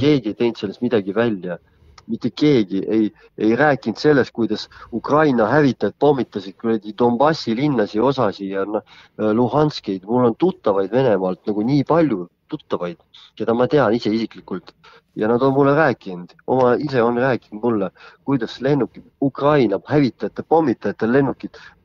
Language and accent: Estonian; Võru, Võru County, Estonia; ma olen pärit Lõuna-Eestist, Võrust